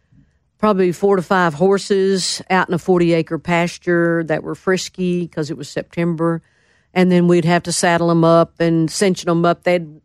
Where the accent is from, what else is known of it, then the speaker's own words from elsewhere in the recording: McAlester, Oklahoma, United States; moved away; also born or lived in Kiowa, Oklahoma / Chalk, Oklahoma / Stringtown, Oklahoma / Durant, Oklahoma; I was born in McAllister.